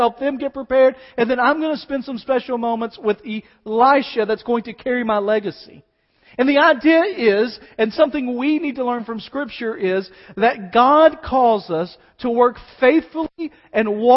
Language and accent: English; United States; as American believers